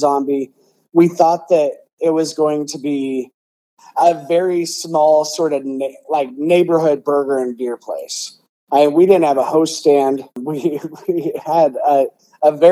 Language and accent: English; West Des Moines, Iowa, United States; I grew up in Des Moines, in West Des Moines specifically